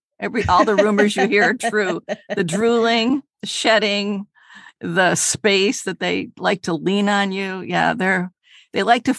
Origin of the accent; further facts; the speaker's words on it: Detroit, Michigan, United States; We grew up in Detroit. It was a lower middle class family.